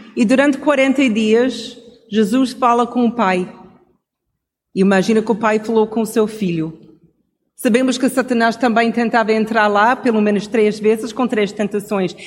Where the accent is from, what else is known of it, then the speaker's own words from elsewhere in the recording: Canada; Portuguese is a second language; moved away; como cresci no Canadá